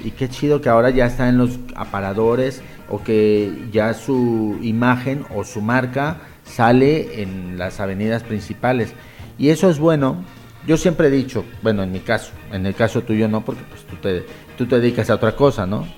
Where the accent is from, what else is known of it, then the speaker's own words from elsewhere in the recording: Mexico; moved away as an adult; now in Spain; somos mexicanos